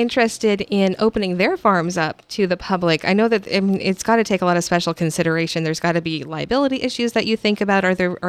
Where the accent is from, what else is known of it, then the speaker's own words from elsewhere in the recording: California, United States; moved away; I'm from California, so I'm all about the specialty crops.